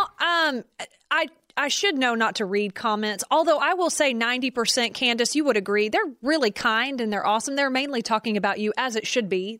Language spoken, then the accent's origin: English; Conroe, Texas, United States; we're from Conroe